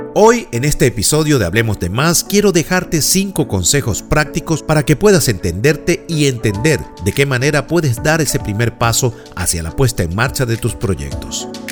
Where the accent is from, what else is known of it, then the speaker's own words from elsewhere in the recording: Venezuela; moved away as an adult; also born or lived in New York; mi experiencia laboral de más de 27 años en una reconocida empresa de servicios en Venezuela